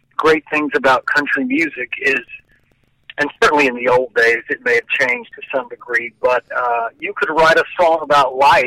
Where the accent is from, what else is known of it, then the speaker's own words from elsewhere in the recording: Murfreesboro, Tennessee, United States; moved away as an adult; also born or lived in Los Angeles; Murfreesboro, which is my hometown, which is, as I said, 25 miles south of Nashville